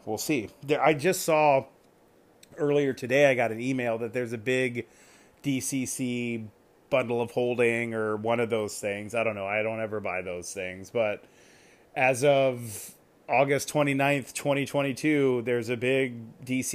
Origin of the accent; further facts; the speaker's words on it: California, United States; also born or lived in Virginia; now in Washington, United States; Then I grew up in California